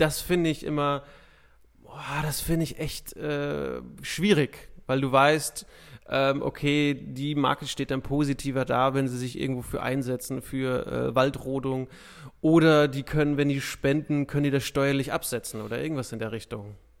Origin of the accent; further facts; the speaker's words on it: Ruhr area, North Rhine-Westphalia, Germany; aus meiner Heimatstadt sieht man das relativ häufig, dass echt so Häuser abgesackt sind über die Jahre